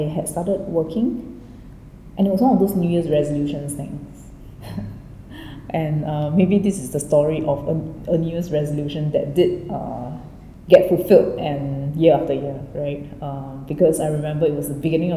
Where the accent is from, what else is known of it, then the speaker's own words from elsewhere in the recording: Singapore; also born or lived in Delft, Netherlands; I was born in the Netherlands. Across my siblings, I'm the only one to be born outside of Singapore